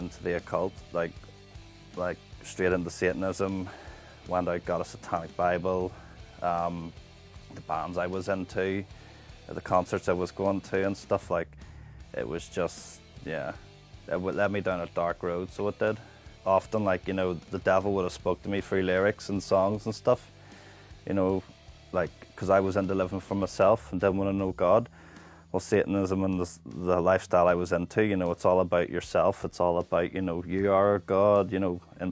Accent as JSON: {"language": "English", "town": "Bangor", "region": "Northern Ireland", "country": "United Kingdom", "tie": "born or raised there", "also_born_or_lived": "Dundonald", "said": "I was born in the Donald but lived in Bangor most of my life."}